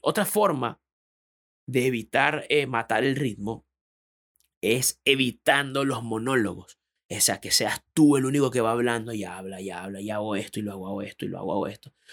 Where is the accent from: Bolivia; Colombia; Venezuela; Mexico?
Venezuela; moved away as an adult; also born or lived in Panama; now in Chile; por mi acento sabrán que no soy chileno, yo soy de otro país, yo soy venezolano.